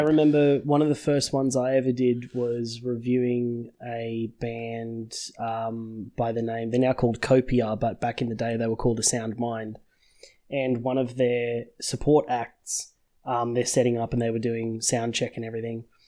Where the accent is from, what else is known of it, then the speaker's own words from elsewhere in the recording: Sydney, New South Wales, Australia; born and raised in Sydney, uh, in Australia